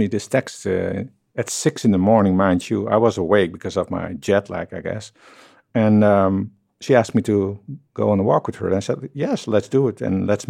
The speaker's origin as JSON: {"language": "English", "country": "Netherlands", "accent": "Dutch", "said": "London is so close to my own country, the Netherlands. I'm Dutch, by the way, just in case you haven't heard already from my accent."}